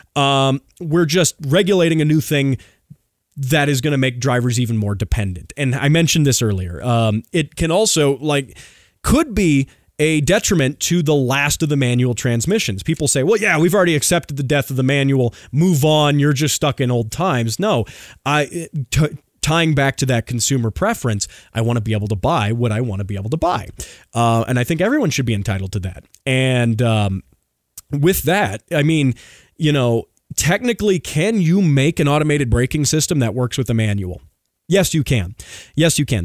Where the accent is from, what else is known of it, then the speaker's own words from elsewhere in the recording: United States; as an American